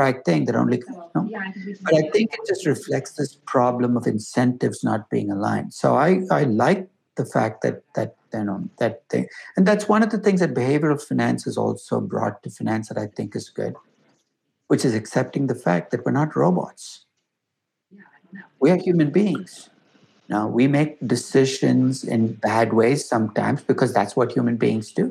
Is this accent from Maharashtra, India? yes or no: no; Chennai, Tamil Nadu, India; moved away; also born or lived in Bangalore; I grew up in Chennai.